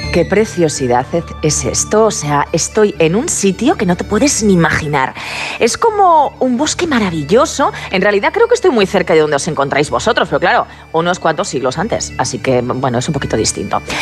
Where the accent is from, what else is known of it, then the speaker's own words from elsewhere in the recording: Aragon, Spain; Yo no soy celta, soy maña